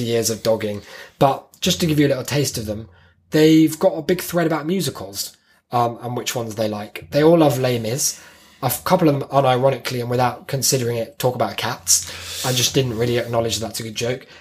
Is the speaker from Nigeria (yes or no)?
no; United Kingdom